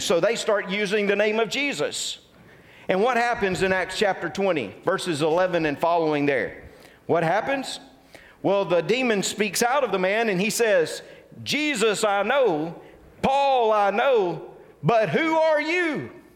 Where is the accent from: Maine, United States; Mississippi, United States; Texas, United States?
Mississippi, United States; Tupelo; I grew up in the Tupelo, Mississippi area